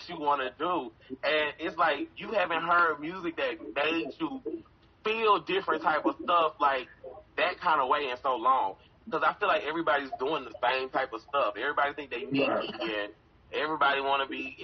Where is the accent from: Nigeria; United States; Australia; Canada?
United States; College Park, Georgia; I'm from Atlanta